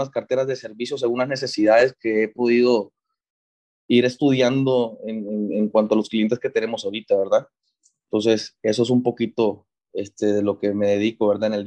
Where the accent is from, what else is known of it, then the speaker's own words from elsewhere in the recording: Monterrey, Nuevo León, Mexico; la, mitad fue en, Monterrey, mi ciudad de origen, y la otra mitad aquí fue en la Universidad Americana.